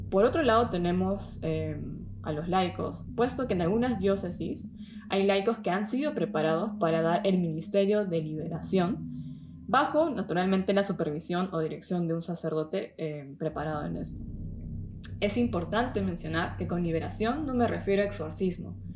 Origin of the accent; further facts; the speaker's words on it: Peru; now in Germany; soy de Perú, tengo 26 años y vivo desde hace un tiempo aquí en, Alemania.